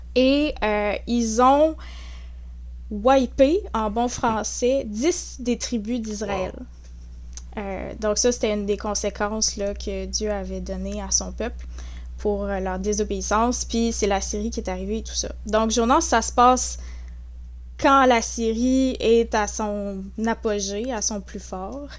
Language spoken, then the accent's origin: French; Saint-Hyacinthe, Quebec, Canada; also born or lived in La Tuque, Mauricie / Gatineau; j'ai passé euh, une grande majorité de ma vie à Saint-Hyacinthe, en Montérégie. Donc, euh, j'ai côtoyé un petit peu Montréal, la rive sud, tout ça. Donc, j'ai grandi là en grande partie